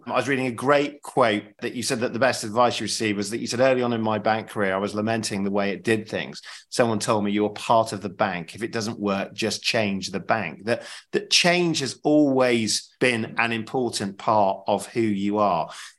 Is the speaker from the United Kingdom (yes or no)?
yes; Sheffield, Yorkshire and the Humber, United Kingdom; I know Sheffield very well. I'm from Sheffield, Sheffield myself